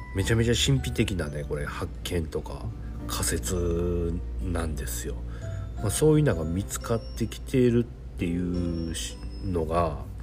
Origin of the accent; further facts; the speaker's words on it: Japan; 日本に生まれてる